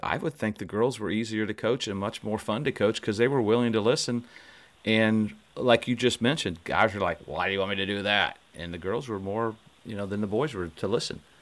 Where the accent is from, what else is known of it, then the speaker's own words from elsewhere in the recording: Indiana, United States; growing up in Indiana